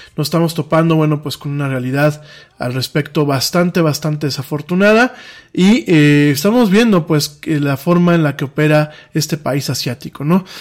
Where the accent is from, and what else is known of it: Mexico